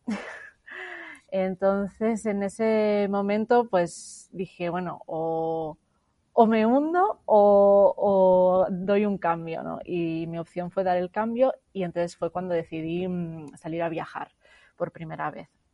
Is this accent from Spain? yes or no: yes; Barcelona, Catalonia, Spain; moved away as an adult; regresé a Barcelona, a mi ciudad natal